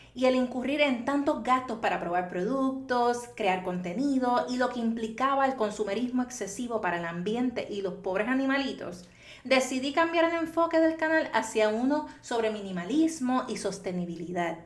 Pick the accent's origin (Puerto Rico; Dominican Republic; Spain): Puerto Rico; Toa Baja; Soy natural de Toa Baja, Puerto Rico